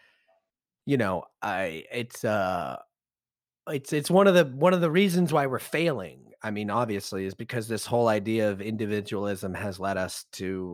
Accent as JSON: {"language": "English", "country": "United States", "said": "our identity as Americans"}